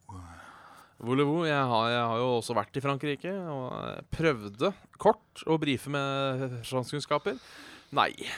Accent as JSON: {"language": "Norwegian", "town": "Hønefoss", "region": "Buskerud", "country": "Norway", "said": "å være fra Hønefoss"}